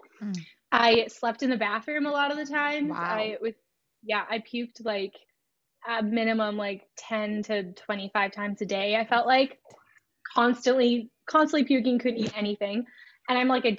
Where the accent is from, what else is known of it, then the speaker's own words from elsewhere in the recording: Canada; I'm from Canada